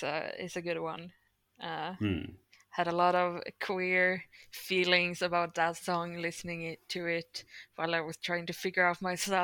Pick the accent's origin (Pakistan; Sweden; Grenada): Sweden; my pronouns are they, them, I'm from Sweden